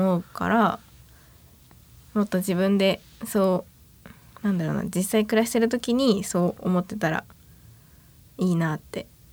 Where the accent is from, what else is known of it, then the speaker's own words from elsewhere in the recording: Suō-Ōshima, Yamaguchi, Japan; moved away as an adult; now in Yamaguchi, Japan; 山口県の周防大島っていう島出身です